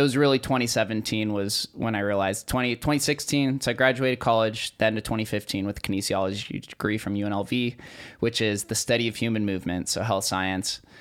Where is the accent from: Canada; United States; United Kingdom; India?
United States; Las Vegas, Nevada; growing up in Vegas